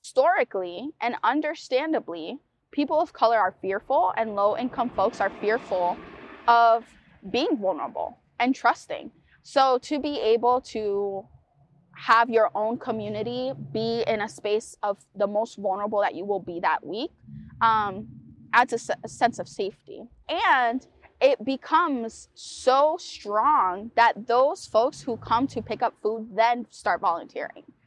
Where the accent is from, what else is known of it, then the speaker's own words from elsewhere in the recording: New London, Connecticut, United States; also born or lived in Puerto Rico; growing up in New London, immigrating, migrating, immigrating from Puerto Rico